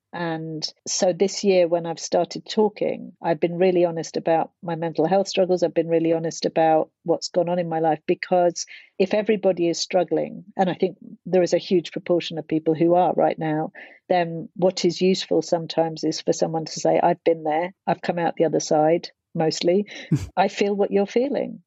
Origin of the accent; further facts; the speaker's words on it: London, United Kingdom; growing up in Hackney, where it wasn't very safe in the 80s